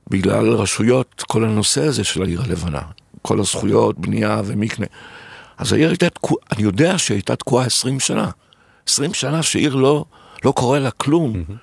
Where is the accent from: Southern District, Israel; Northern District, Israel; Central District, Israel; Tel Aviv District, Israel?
Tel Aviv District, Israel; Tel Aviv; והילדות שלי בתל אביב, שהיינו מגיעים